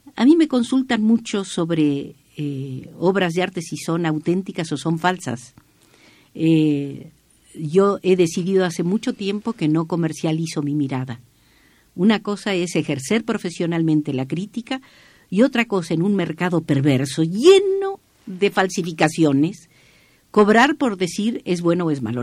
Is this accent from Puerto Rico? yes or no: no; Entre Ríos, Argentina; moved away as an adult; also born or lived in Santiago, Chile; now in Mexico; nací en Entre Ríos, así se pronuncia ya, en Entre Ríos, eh, República Argentina, eh, me nacionalicé mexicana en enero de 1961